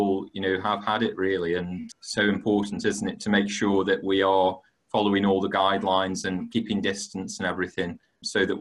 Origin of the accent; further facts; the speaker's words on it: Stoke-on-Trent, West Midlands, United Kingdom; I am from Stoke-on-Trent. I've lived in the city my whole life